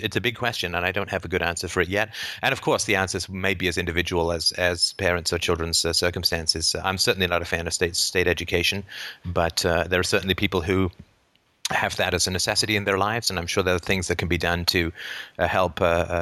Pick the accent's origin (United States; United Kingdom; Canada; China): United Kingdom; I'm British